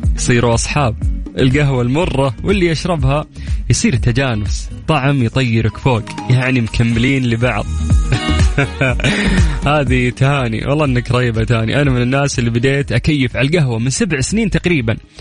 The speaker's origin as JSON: {"language": "Arabic", "country": "Saudi Arabia"}